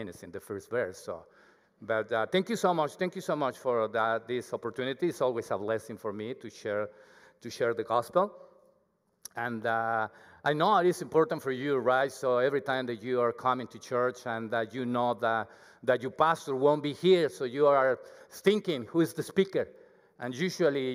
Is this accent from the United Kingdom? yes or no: no; Mexico; accent: Mexican; English is a second language; moved away as an adult; now in Canada; I have my accent, my Mexican accent. It's very thick